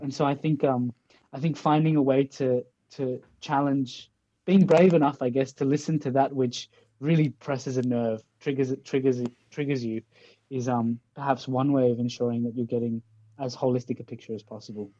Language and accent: English; Australia; also born or lived in Pakistan; now in Denmark; I'm from Australia, so I come from a colonized country in a way, yeah. but I'm I'm a migrant from Pakistan along the way